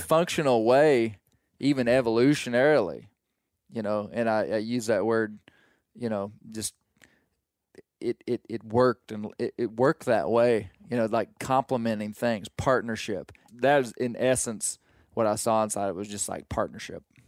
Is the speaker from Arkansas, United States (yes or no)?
yes; Arkansas, United States; I'm from Arkansas and don't duck hunt. But, I mean, the mountains of Arkansas